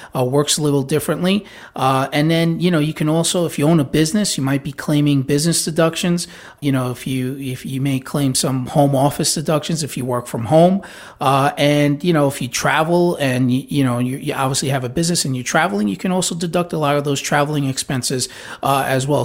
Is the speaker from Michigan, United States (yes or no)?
no; New York, United States; now in Florida, United States; I grew up in New York